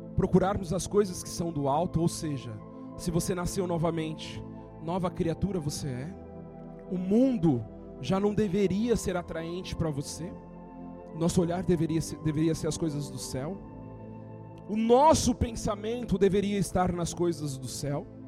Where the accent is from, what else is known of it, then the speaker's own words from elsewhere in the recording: São Paulo, Brazil; eu cresci aqui no Capão Redondo